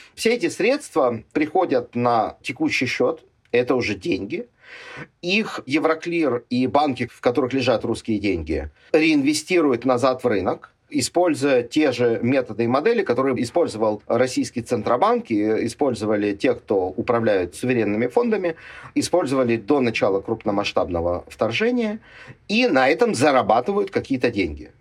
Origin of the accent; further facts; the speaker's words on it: Ukraine; мне, как уроженцу и гражданину Украины